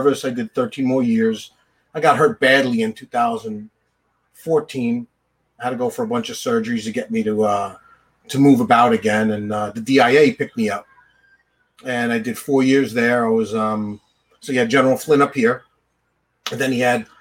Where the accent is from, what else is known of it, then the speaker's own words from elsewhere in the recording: Bethpage, New York, United States; I grew up in Bethpage